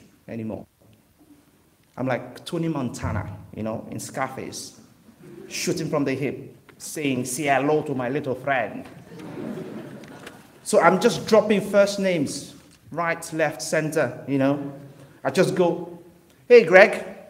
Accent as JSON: {"language": "English", "region": "Western Nigeria", "country": "Nigeria", "tie": "born or raised there", "moved": "yes", "lives_now": "Liverpool, United Kingdom", "said": "I grew up in Western Nigeria"}